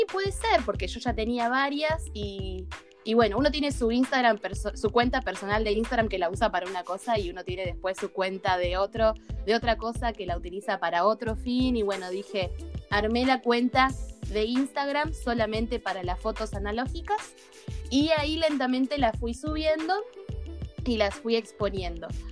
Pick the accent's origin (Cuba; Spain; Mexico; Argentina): Argentina; Ushuaia, Tierra del Fuego; vivo, nací y me crié en Ushuaia